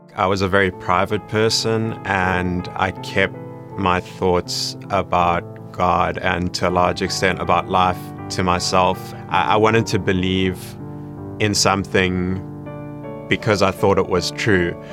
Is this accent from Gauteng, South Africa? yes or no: yes; Johannesburg, Gauteng, South Africa; I grew up in Johannesburg, South Africa